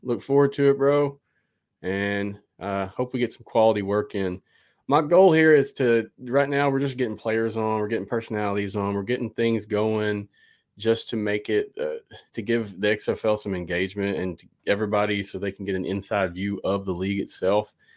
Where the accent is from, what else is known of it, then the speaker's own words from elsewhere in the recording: the South, United States; I'm from the South.